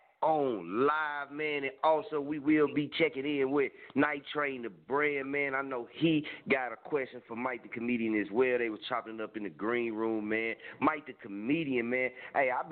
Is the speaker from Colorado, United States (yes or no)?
no; Muskogee, Oklahoma, United States; I'm originally from Muskogee